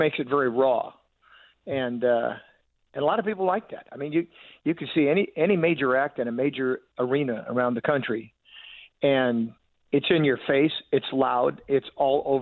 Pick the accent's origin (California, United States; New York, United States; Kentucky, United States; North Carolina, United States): California, United States; Sacramento; also born or lived in Los Angeles; Although I was born in LA, I was raised in Sacramento on a farm, sharecropper's farm